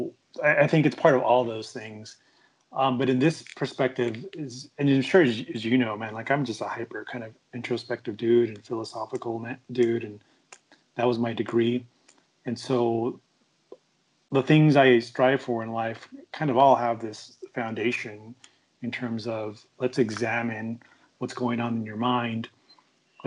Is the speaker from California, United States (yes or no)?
yes; Long Beach, California, United States; now in Phoenix, United States; growing up in the LBC